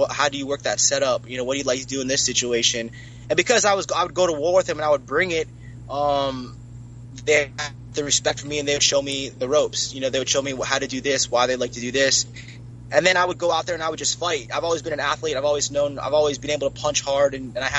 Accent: Fort Lauderdale, Florida, United States; I'm from Miami, I'm from Fort Lauderdale

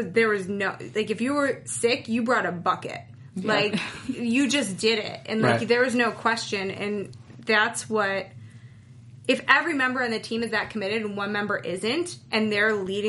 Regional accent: upstate New York, United States; moved away; also born or lived in Weehawken, New Jersey; I am from the East Coast. I'm from upstate New York, and I lived in New York City for a while, and actually... I didn't really live in New York City. I lived in Jersey

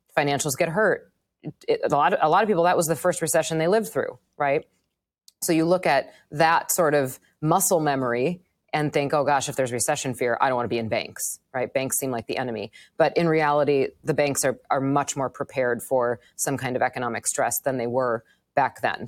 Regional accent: Wisconsin, United States; moved away as an adult; also born or lived in Manhattan; now in New York, United States; I grew up in Wisconsin. I lived in Wisconsin until I was thirty-two years old.

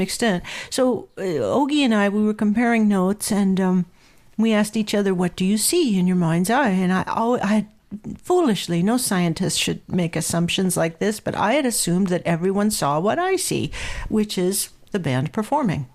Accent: Southern California, United States; I grew up in Southern California

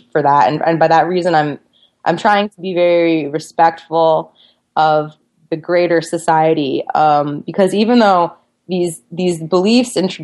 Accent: United States; I was an American journalist

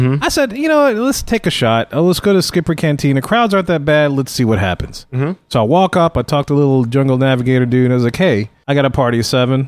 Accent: Louisiana, United States; we're from Louisiana

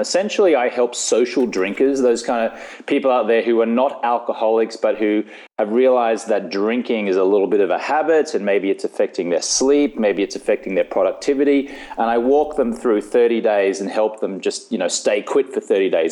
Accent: Australia; moved away as an adult; now in Los Angeles, United States; I live in Los Angeles, California. So, although I am Australian, I've been living in the States now for about 11 or 12 years.

